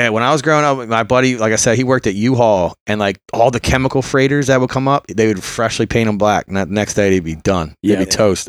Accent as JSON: {"language": "English", "town": "Philadelphia", "region": "Pennsylvania", "country": "United States", "tie": "born or raised there", "also_born_or_lived": "Bucks County, Pennsylvania", "said": "I grew up in Philly, then we moved to the suburbs."}